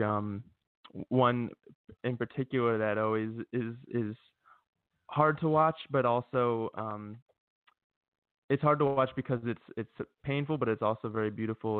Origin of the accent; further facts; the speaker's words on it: Philadelphia, Pennsylvania, United States; moved away as an adult; now in Los Angeles, United States; I'm currently located in LA. Um, I grew up in Philadelphia and spent a lot of time in my Northeast, but about a year ago moved out here